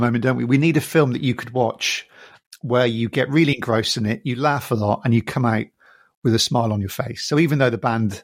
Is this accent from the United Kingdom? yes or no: yes; England, United Kingdom; I'm Irish as well as British. I'm born in England, but I've got an Irish family.